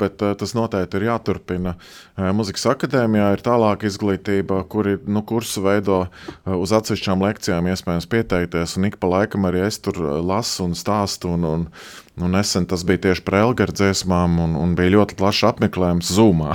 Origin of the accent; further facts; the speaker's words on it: Latvia; es esmu šeit piedzimis, šeit audzis, šeit dzīvojis